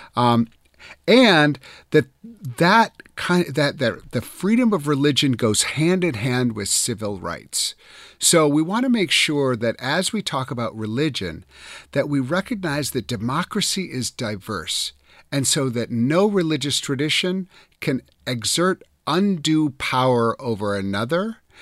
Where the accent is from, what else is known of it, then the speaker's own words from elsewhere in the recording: Wisconsin, United States; I grew up in Wisconsin.